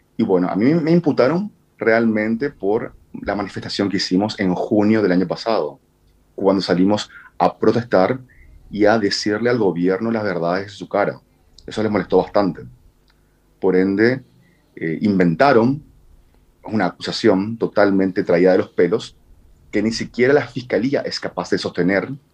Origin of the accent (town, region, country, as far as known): Asunción, Paraguay